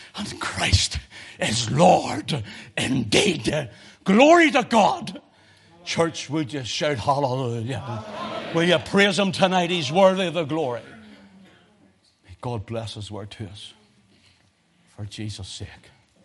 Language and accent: English; Belfast, Northern Ireland, United Kingdom; I'm that boy from Belfast, the back streets